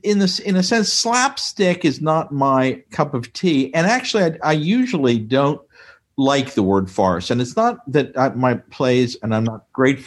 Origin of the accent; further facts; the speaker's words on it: York, Pennsylvania, United States; I was born and raised in Little York, Pennsylvania, in the Amish country of Pennsylvania, real apple country, went to high school there